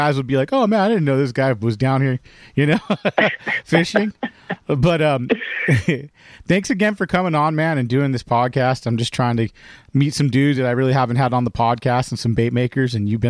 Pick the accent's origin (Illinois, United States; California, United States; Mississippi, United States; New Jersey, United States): California, United States; Whittier; That's where I grew up, Whittier. So that's that's actually my hometown is Whittier.